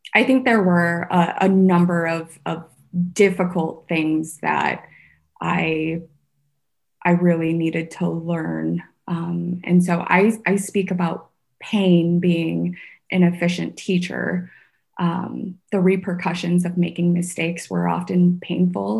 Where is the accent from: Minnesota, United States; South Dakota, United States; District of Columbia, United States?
South Dakota, United States; Sioux Falls; English is a second language; also born or lived in Vietnam / San Francisco; my community here in sioux falls where i grew up